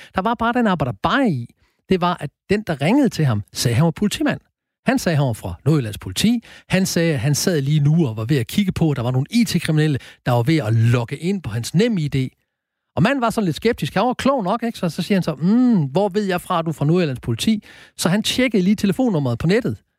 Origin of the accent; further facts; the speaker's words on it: Horsens, Central Denmark Region, Denmark; er jeg født og opvokset i Horsens